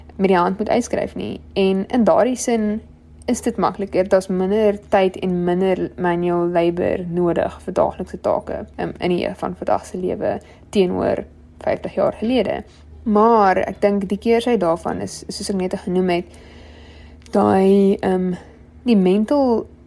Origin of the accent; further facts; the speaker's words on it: Wellington, Western Cape, South Africa; moved away as an adult; now in Stellenbosch, South Africa; ek het grootgeword in Wellington in die Boland